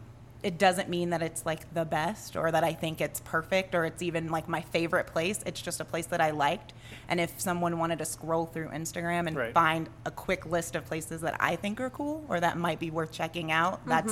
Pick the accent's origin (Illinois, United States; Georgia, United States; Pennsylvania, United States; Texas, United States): Texas, United States; Arlington; also born or lived in San Antonio, Texas; now in El Paso, United States; So I'm from Arlington, okay. Which is up by Dallas. We moved from San Antonio, though.